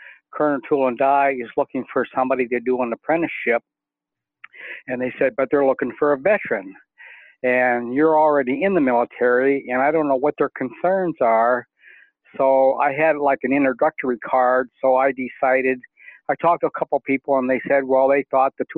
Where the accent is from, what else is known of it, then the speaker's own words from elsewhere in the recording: North East, Pennsylvania, United States; I grew up in Northeast